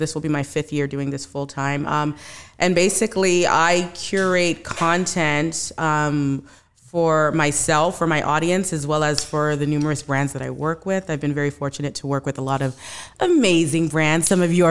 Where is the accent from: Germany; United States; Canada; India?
Canada; So while I was at school, I am from Canada.